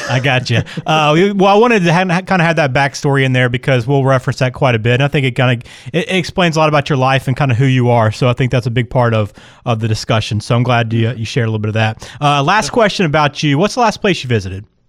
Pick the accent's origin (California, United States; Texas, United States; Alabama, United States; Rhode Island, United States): Alabama, United States; Birmingham; moved away; I'm from Birmingham originally